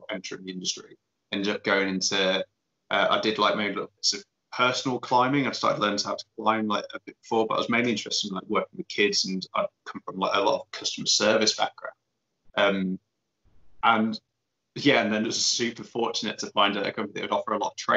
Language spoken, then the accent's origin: English; Leicester, East Midlands, United Kingdom; moved away as an adult; also born or lived in Northumberland; I grew up in Leicester, so over in Leicester it's just pretty much it's flat